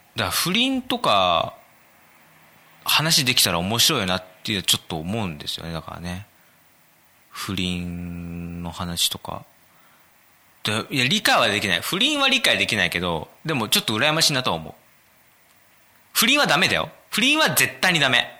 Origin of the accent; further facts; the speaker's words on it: Kanagawa, Japan; 僕はですね、神奈川生まれ、神奈川育ち